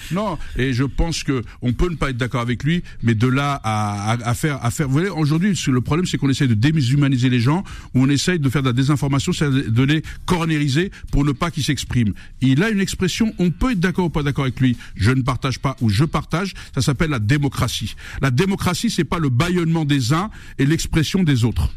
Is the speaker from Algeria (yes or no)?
yes; Algeria; now in France; J'aime mon pays, je défends l'intégrité d'Algérie, je défends ma culture amazir